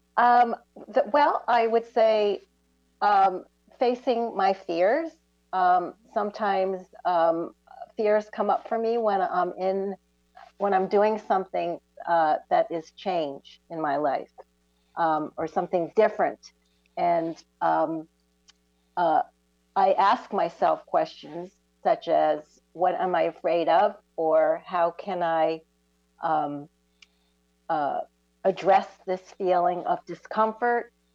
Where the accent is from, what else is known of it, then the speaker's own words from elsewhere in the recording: Vermont, United States; now in Florida, United States; I'm originally from Vermont